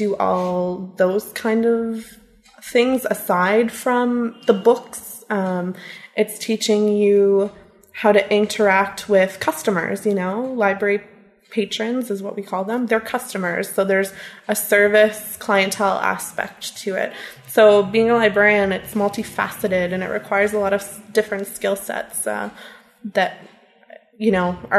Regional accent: Smiths Falls, Ontario, Canada; also born or lived in Ottawa; now in Carleton Place, Canada; I grew up in Smiths Falls

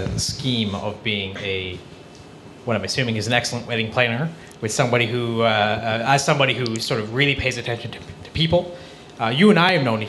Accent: Elliot Lake, Ontario, Canada; It's my hometown of Elliott Lake.

